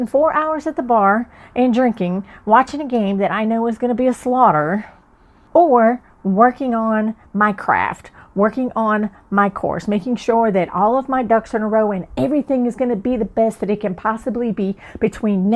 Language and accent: English; Alabama, United States; moved away as an adult; also born or lived in Chicago, Illinois / Atlanta, Georgia; now in San Diego, United States; when we moved here from Chicago down to Alabama